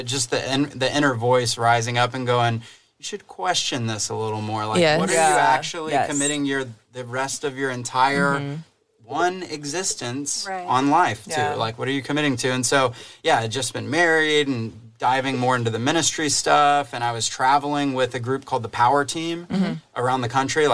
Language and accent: English; Dallas, Texas, United States; we're both from the Dallas area.